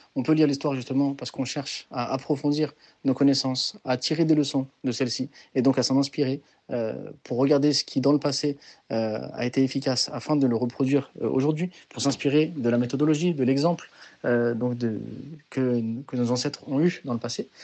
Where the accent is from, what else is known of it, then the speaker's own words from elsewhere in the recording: France; moi je suis français, euh, je suis pas d'origine algérienne, je suis pas d'origine marocaine